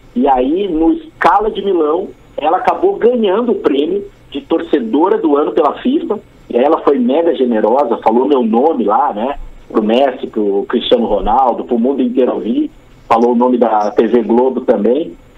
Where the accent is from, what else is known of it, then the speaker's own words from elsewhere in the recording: Rio Grande do Sul, Brazil; moved away as an adult; also born or lived in Florianópolis / São Paulo; eu sou do Rio Grande do Sul